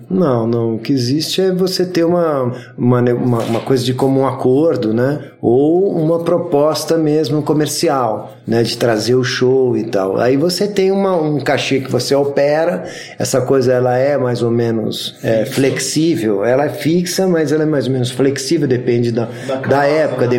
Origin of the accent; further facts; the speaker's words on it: São Paulo, Brazil; Sou paulistano da Gema